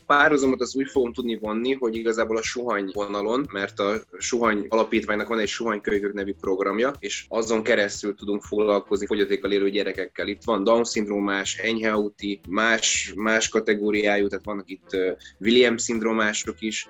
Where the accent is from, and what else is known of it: Esztergom, Komárom-Esztergom, Hungary; born or raised there